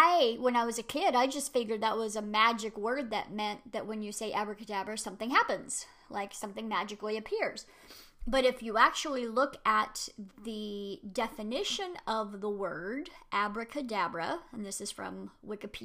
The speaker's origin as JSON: {"language": "English", "country": "United States", "said": "I'm an American"}